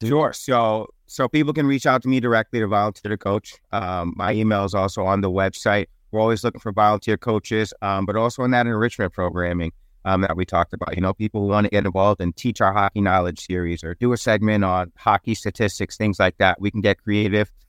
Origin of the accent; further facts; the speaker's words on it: New York City, New York, United States; I grew up in Harlem. I grew up on one twelfth Street and Lenox Avenue